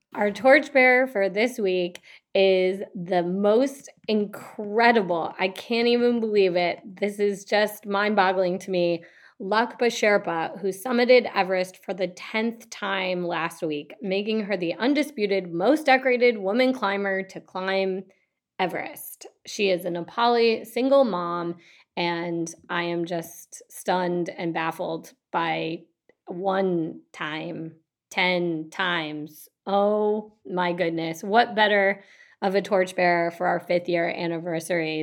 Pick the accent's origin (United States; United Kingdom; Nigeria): United States; Detroit, Michigan; I'm from Detroit.